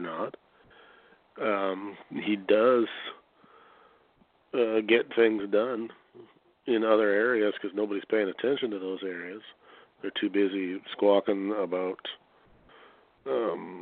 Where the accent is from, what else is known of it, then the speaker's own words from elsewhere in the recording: Canada; I'm a Canadian